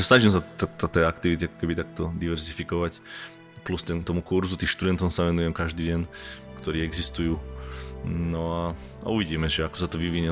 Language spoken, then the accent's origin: Slovak; Slovakia; moved away as an adult; also born or lived in England / Prague / Canada; ja som odchádzal ešte, keď, bolo, keď bola ešte slovenská koruna